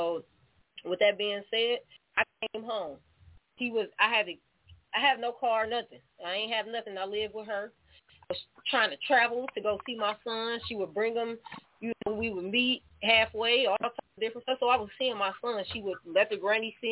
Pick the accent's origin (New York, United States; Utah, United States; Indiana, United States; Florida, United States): Indiana, United States; Elkhart; moved away as an adult; now in Michigan, United States; I'm from Elkhart, Indiana